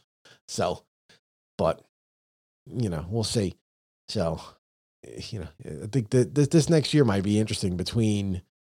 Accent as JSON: {"language": "English", "region": "New York", "country": "United States", "said": "we're from New York, so it dusted."}